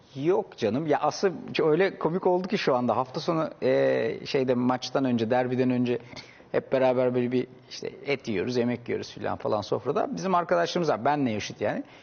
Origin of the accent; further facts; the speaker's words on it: Istanbul, Turkey; 3 kuş 4 kuşaktır İstanbulluyuz biz